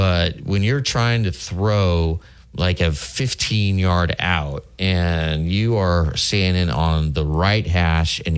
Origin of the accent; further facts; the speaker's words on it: Lincoln, Nebraska, United States; now in Tuscaloosa, United States; my hometown of Lincoln, Nebraska